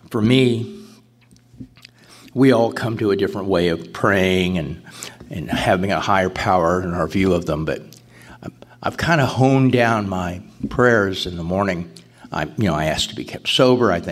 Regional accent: Cape Cod, Massachusetts, United States; from Cape Cod. Cape Cod doesn't have any SA meetings, nearest ones are Boston and Providence.

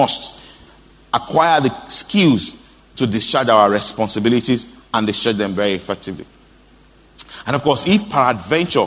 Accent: Osogbo, Osun, Nigeria; I grew up in Oshobo

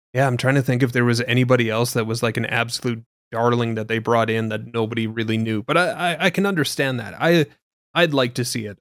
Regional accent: Canada; being Canadian

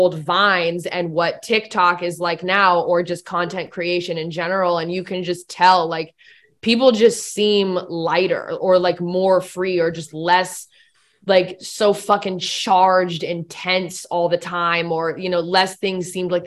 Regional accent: West Coast, United States; moved away as an adult; now in Tennessee, United States; I'm from the West Coast. Like, I grew up, born and raised West Coast

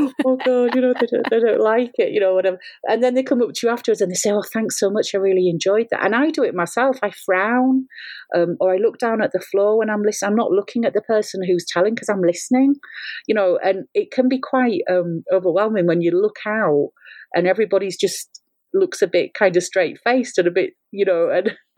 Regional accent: England, United Kingdom; accent: English; moved away; also born or lived in Scotland; I've got an English accent, I'm not Scottish

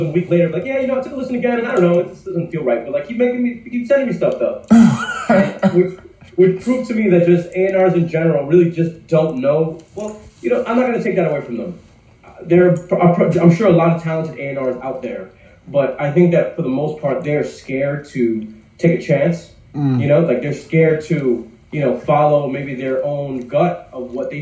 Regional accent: New York, United States; growing up in New York

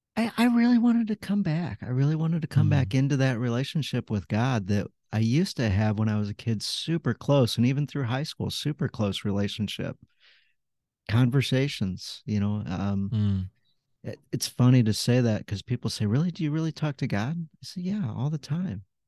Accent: St. Louis, Missouri, United States; I grew up in St. Louis. I've been here all my life.

